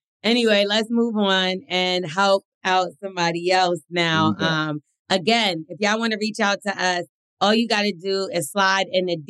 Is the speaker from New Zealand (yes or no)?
no; United Kingdom; My main concern, naturally, as a Brit, is guns, the whole gun culture, laws, like in New Jersey.